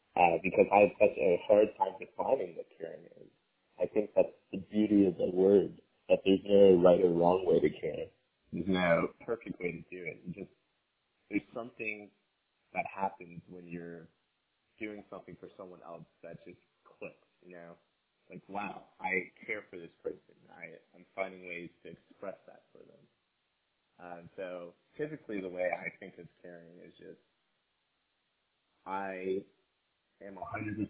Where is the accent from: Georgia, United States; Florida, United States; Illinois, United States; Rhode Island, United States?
Georgia, United States; Atlanta; moved away as an adult; now in Boston, United States; I'm from Atlanta, Georgia.